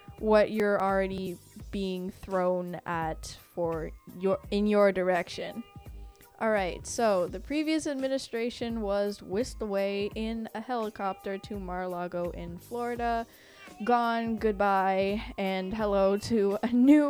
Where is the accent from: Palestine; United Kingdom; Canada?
Canada; I'm not American, I'm Canadian